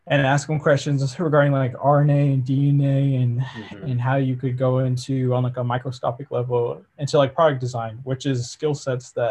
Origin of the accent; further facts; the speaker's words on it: Michigan, United States; I was born and raised in Michigan. I've been here pretty much my whole life